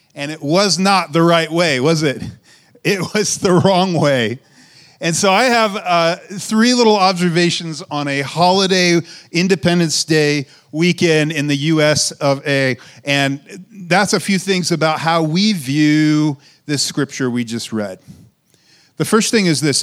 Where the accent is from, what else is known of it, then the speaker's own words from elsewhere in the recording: United States; For us in America